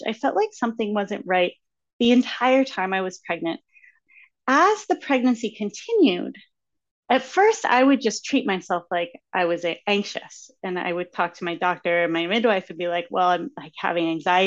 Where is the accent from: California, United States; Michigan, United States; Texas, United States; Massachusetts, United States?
Massachusetts, United States; I am from Massachusetts